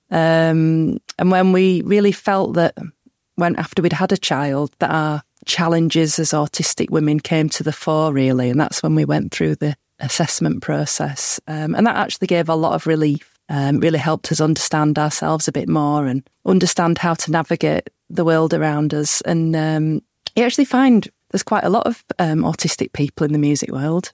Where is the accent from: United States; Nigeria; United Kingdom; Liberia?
United Kingdom; Huddersfield, Yorkshire and the Humber; growing up in Huddersfield, which is really near Halifax